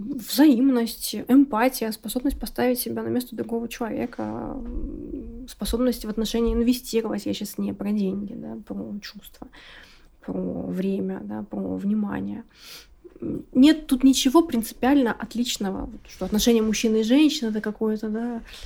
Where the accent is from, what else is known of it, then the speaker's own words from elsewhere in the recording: Siberia, Russia; я с Сибири